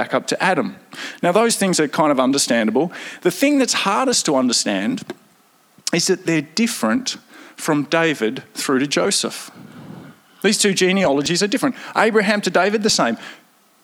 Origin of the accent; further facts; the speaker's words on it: Victoria, Australia; So I'm very Victorian as well, back a number of generations